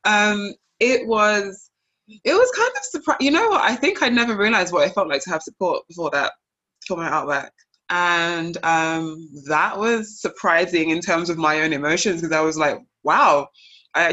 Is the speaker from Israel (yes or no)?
no; United Kingdom; also born or lived in Nigeria; now in Liverpool, United Kingdom; one minute I'm Black British, the next minute I'm British Nigerian